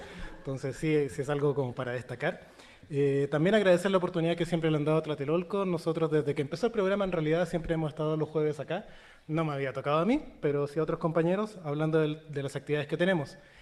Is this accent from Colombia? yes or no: no; Chile; now in Mexico; soy chileno y mi acento